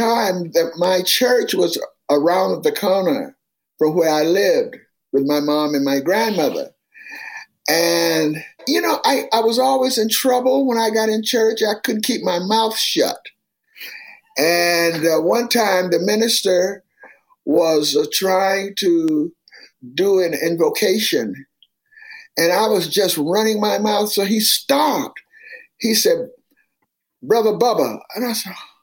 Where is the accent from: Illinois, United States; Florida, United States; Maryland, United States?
Florida, United States; Miami; it was called Overtown later on as I grew up